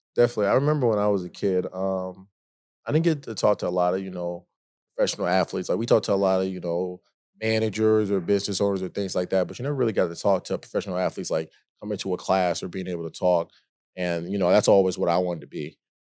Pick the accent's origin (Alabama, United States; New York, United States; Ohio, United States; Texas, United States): New York, United States; Rochester; moved away as an adult; also born or lived in Siena / Penn State; now in Denver, United States; I'm from Rochester